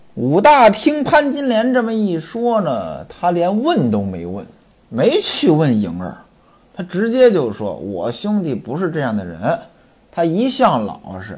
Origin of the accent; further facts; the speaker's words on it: Hebei, China; 我老家呢，就是河北的，当然比这清河县呢要再北一些